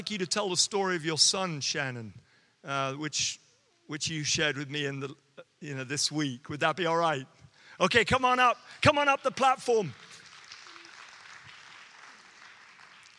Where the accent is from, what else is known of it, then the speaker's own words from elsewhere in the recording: United Kingdom; accent: Queen's English; moved away; if you can't understand my accent, okay, it's actually because I'm speaking the Queen's English